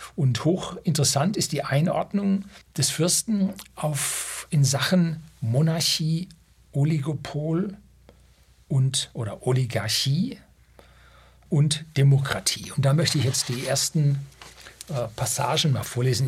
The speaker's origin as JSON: {"language": "German", "country": "Germany", "also_born_or_lived": "Bavaria", "said": "bei uns in Deutschland"}